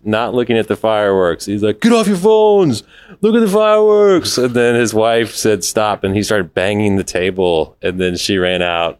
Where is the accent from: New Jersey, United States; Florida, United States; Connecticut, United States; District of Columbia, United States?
Florida, United States; Orlando; I grew up in Orlando, Florida.